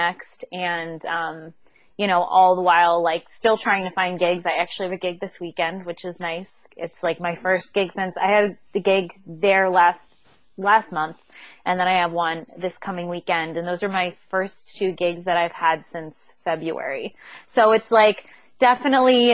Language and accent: English; United States; moved away as an adult; also born or lived in New York / Chester County, Pennsylvania; now in California, United States; We're actually from the East Coast, New York, Pennsylvania area, New York, like New Jersey, Pennsylvania area.